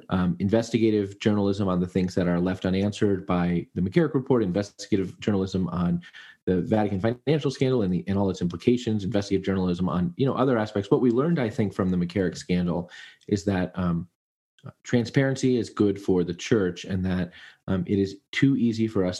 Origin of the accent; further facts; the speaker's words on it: United States; I guess I'm just American.